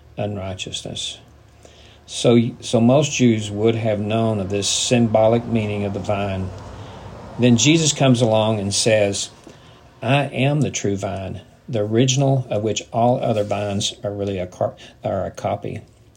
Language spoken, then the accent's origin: English; United States; as a person growing up in the Midwest, in the South